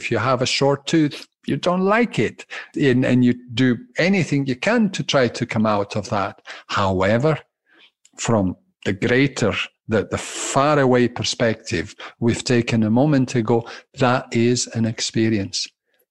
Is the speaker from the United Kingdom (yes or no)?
yes; Glasgow, Scotland, United Kingdom; accent: Italian and Scottish undertones; baffled because they hear Italian undertones and Scottish undertones in my speaking. Yes, I'm a tally. I'm a Glaswegian Italian.